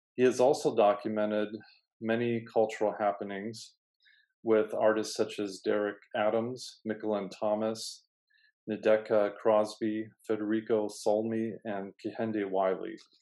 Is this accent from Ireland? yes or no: no; Vienna, Austria; now in New York, United States; growing up in Vienna, I had the privilege to meet lots of artists